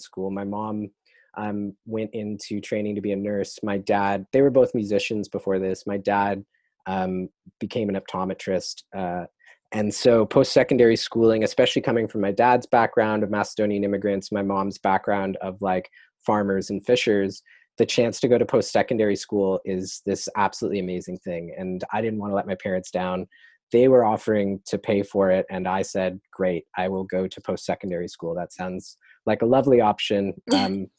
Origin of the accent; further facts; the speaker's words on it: Toronto, Ontario, Canada; I am from Toronto, grew up in North York, like Sheppard and Don Mills area, right around Fairview Mall.